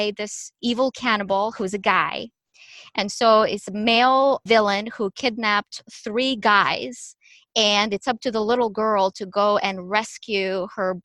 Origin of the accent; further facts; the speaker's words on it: Ukraine; moved away; when I was growing up in Ukraine, where I was born and raised